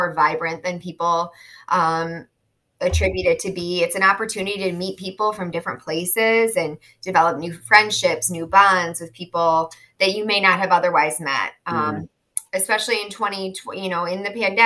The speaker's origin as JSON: {"language": "English", "town": "Chicago", "region": "Illinois", "country": "United States", "tie": "born or raised there", "moved": "as an adult", "lives_now": "South Florida, United States", "said": "I'm from Chicago, born and raised, and moved to South Florida about 5 years ago."}